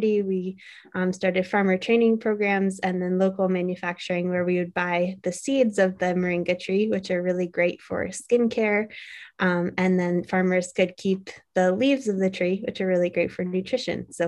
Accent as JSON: {"language": "English", "town": "Cambridge", "region": "Massachusetts", "country": "United States", "also_born_or_lived": "India", "said": "going back home to Cambridge"}